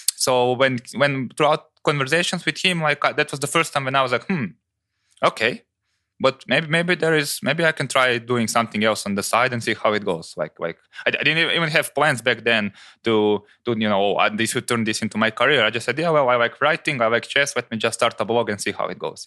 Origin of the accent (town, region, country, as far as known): Croatia